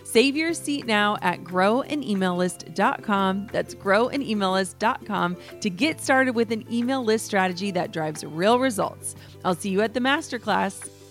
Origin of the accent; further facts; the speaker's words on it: Minnesota, United States; I'm from Minnesota, live in Minnesota still